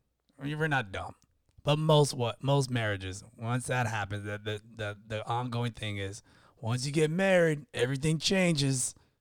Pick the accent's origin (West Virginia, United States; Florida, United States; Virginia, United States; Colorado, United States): Florida, United States; also born or lived in Texas; See, I consider myself a Floridian boy, even though I was born in Texas, but I never, you know, whatever, memory and being a military brat.